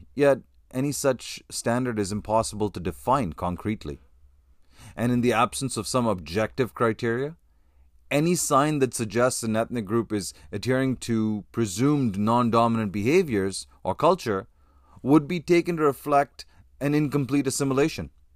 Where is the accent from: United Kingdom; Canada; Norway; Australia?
Canada